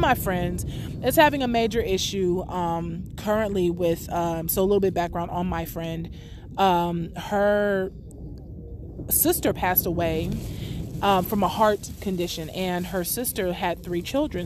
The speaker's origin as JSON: {"language": "English", "town": "San Diego", "region": "California", "country": "United States", "moved": "as an adult", "lives_now": "Los Angeles, United States", "said": "I'm from San Diego originally, but I did undergrad in LA. I lived out here for about 10 years"}